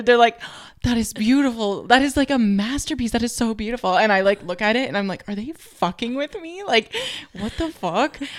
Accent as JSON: {"language": "English", "country": "Canada", "said": "I'm from Canada"}